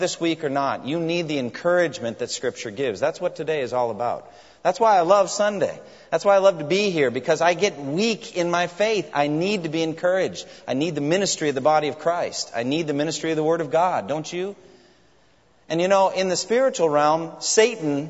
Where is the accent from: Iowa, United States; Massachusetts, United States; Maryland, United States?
Massachusetts, United States; Framingham; my hometown of Framingham, Massachusetts